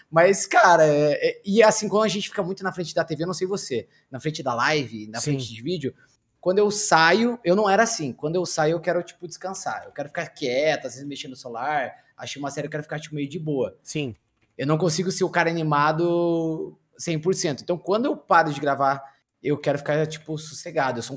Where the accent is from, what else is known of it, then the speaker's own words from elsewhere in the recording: São Paulo, Brazil; Eu sou de São Paulo, cara.